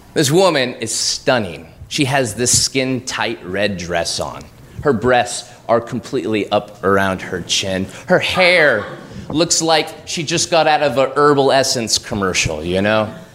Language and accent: English; Oregon, United States; moved away as an adult; now in New York, United States; I'm from Oregon. We have this thing where I'm from where we, we pay it forward